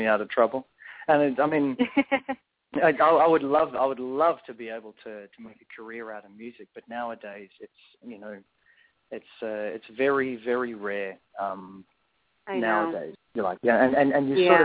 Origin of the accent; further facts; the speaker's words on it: Perth, Western Australia, Australia; also born or lived in South Africa; I was actually born in South Africa, and I moved to Perth when I was about two or three. I was born in South Africa, I still grew up here and grew up in Australian culture